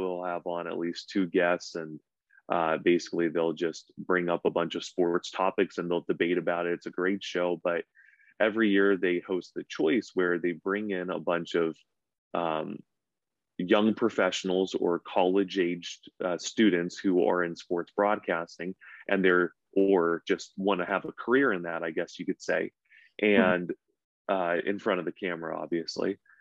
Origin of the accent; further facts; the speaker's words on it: Camarillo, California, United States; moved away as an adult; also born or lived in Lomita, California / Torrance, California / Simi Valley, California; now in Chico, United States; I'm a SoCal boy. So I was born and raised in Southern California